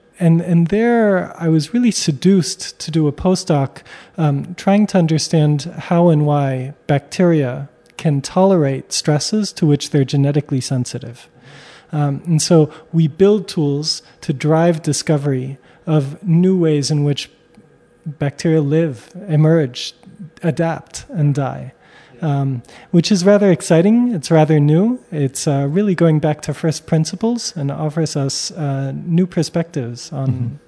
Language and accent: English; United States; So I come from the United States, but I'm French Armenian.